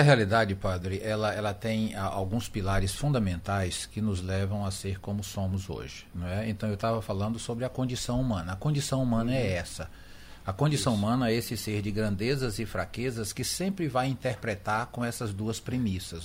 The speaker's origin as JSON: {"language": "Portuguese", "region": "Northeast Region", "country": "Brazil", "said": "como nascemos no Ocidente, no Brasil, Brasil e no Nordeste, nós aprendemos a pensar como nordestinos, brasileiros e ocidentais."}